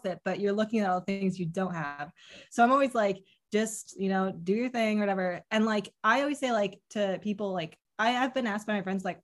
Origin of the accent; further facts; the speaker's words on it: Connecticut, United States; I grew up in Connecticut